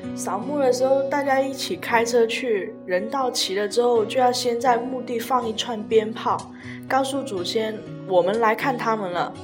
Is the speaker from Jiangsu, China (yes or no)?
no; Guangdong, China; 拜山就是我们广东人对扫墓业的一种说法啦，每年的固定仪式嘛哦，对啊，清明节就大家都去拜山扫墓。所以，但是我家老一辈是比较重男轻女，所以反正我是没有去，去过扫墓啦，因为女生都，都不用干这些事情